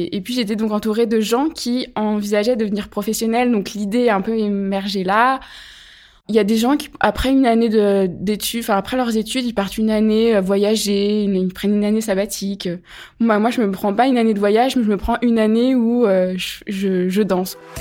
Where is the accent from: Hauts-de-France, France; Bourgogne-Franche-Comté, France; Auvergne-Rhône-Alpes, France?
Bourgogne-Franche-Comté, France; Pierre-de-Bresse; moved away as an adult; also born or lived in Chalon-sur-Saône; now in Chambéry, France; Je suis née à Chalon-sur-Saône, en Saône-et-Loire, dans le 71. J'ai grandi dans un petit village qui s'appelle Pierre-de-Bresse